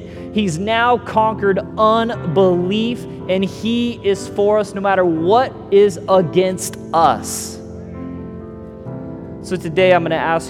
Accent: Missouri, United States; also born or lived in Las Vegas / California; now in Southwest Florida, United States; I tell people I'm from California was our last stop, but I'm originally from Missouri. Missouri, Las Vegas, California, now to Southwest Florida.

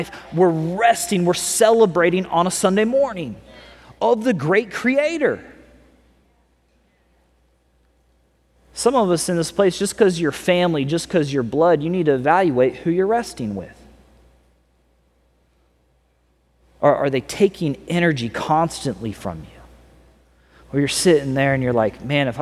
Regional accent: California, United States; also born or lived in Missouri; now I'm from California

